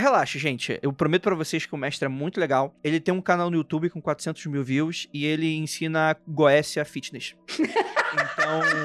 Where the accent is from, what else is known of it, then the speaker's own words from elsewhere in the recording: Rio de Janeiro, Brazil; moved away; quando eu saí de Jacarepaguá